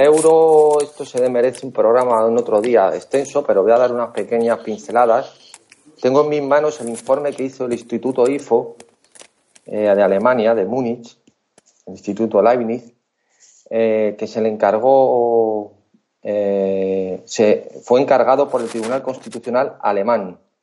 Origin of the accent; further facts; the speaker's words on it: Spain; como españoles o como europeos